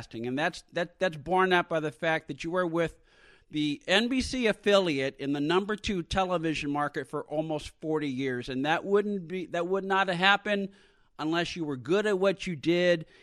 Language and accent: English; San Francisco Bay Area, California, United States; I grew up in the San Francisco Bay Area